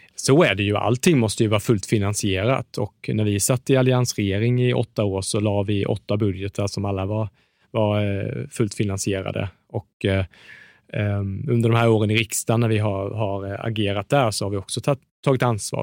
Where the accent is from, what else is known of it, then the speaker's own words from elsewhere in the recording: Småland, Sweden; jag, jag är från Småland